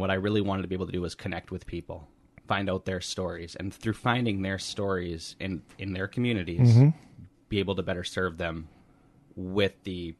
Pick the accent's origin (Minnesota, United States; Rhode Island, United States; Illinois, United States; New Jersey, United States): Minnesota, United States; Northfield; I was born here in Northfield and grew up about 7 minutes down the road over there in the Cannon City Township area. And then I went to school in Faribault. I spent the last 5 years or so up in the metro